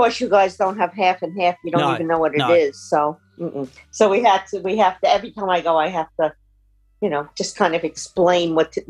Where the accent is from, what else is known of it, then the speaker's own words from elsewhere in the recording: New York City, New York, United States; also born or lived in Manhattan; I was born and raised in Brooklyn, New York. Yep, and proud of it. So I was born and raised in Brooklyn, and then I lived in Manhattan for a little while.